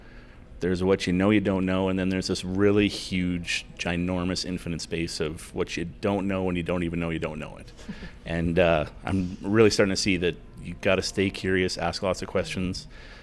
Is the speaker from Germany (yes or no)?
no; Billings, Montana, United States; So even though I'm from Billings, I learned a lot about Billings when I was there with you guys.